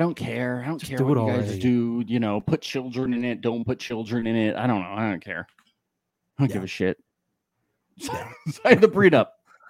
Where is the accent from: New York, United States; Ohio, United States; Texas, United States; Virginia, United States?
New York, United States; because I'm from New York